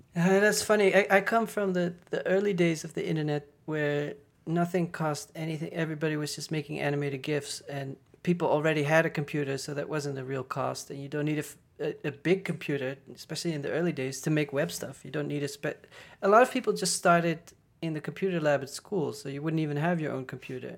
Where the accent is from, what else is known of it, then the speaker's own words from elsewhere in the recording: Netherlands; moved away as an adult; also born or lived in Paris / Berlin; I'm from the Netherlands